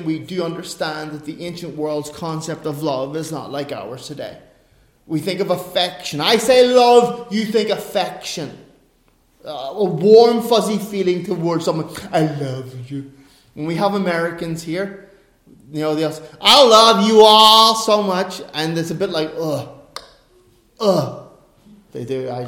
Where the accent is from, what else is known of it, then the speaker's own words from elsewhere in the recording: Ireland; I'm an Irishman